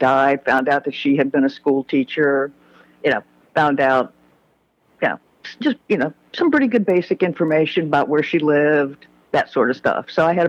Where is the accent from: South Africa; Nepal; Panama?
Panama; Panama Canal Zone; born there; I was born in the Panama Canal Zone